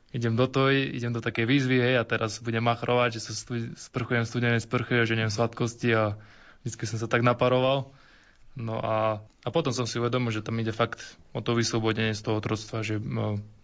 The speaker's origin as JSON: {"language": "Slovak", "town": "Hladovka", "region": "Žilina Region", "country": "Slovakia", "said": "eh, som z Oravy z Hladovky"}